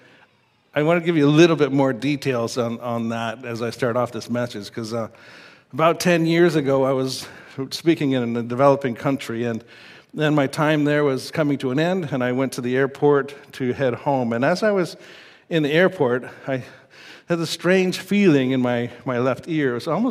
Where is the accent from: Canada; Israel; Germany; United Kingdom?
Canada; Saskatoon, Saskatchewan; growing up in Saskatoon